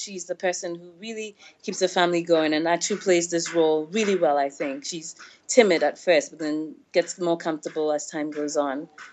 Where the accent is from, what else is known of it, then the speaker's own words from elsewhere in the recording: Ghana; also born or lived in Senegal; growing up in West Africa